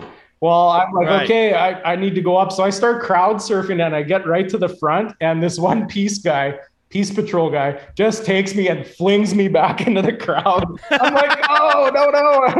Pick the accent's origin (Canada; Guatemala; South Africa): Canada; Saskatchewan; And then we're like, well, we're from Saskatchewan.